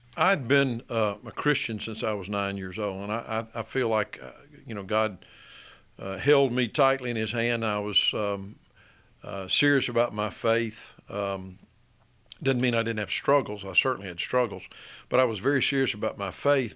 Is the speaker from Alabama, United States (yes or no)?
yes; Birmingham, Alabama, United States; also born or lived in Tuscaloosa, Alabama; I grew up in Birmingham, lived here, um, until I was eighteen years old, finished high school